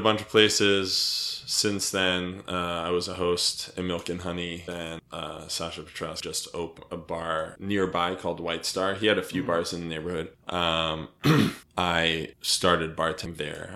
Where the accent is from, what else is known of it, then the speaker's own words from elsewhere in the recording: suburban New Jersey, United States; moved away as an adult; also born or lived in Michigan / New York; I was born in Michigan. Uh, I grew up in suburban New Jersey um, and went to school in New York uh, when I was 18 and lived there for 10 years